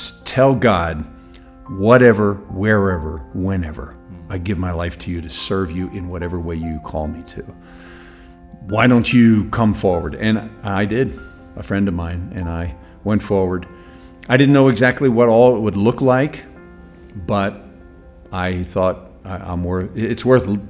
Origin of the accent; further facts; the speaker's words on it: United States; As an American